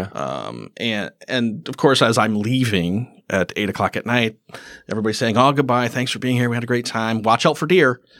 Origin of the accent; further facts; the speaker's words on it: Cameron, Wisconsin, United States; also born or lived in Rice Lake, Wisconsin; I grew up in Cameron.